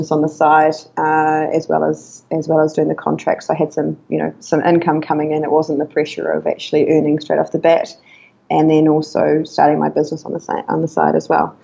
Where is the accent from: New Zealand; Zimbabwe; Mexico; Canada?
New Zealand; moved away as an adult; now in Chiang Mai, Thailand; so I'm from New Zealand